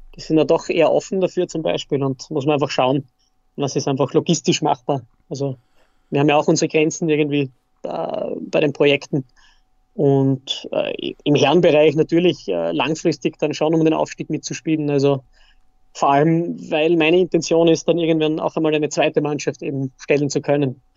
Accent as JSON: {"language": "German", "country": "Austria", "said": "Bei uns in Österreich"}